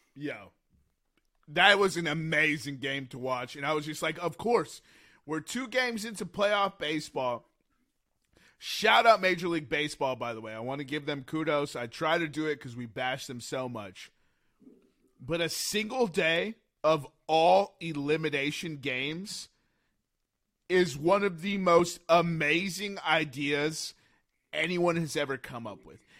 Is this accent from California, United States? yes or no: yes; San Diego, California, United States; my hometown Padres